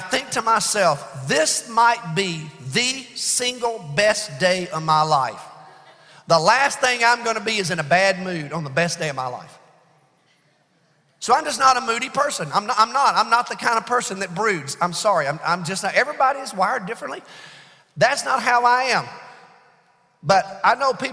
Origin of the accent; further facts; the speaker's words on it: Alabama, United States; I'm from Alabama